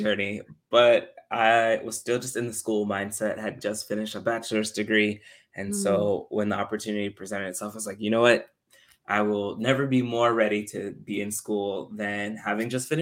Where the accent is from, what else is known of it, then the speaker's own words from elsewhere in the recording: Texas, United States; I was born and raised in Texas, so full Texan through and through.